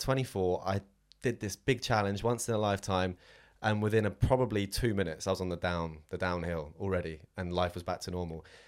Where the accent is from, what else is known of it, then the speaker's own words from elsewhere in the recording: Southampton, South East England, United Kingdom; moved away; I am from Southampton originally, down on the south coast